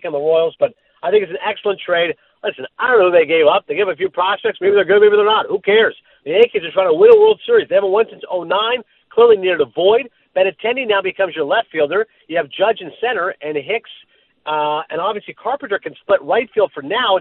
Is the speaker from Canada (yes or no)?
yes; Canada; I'm Canadian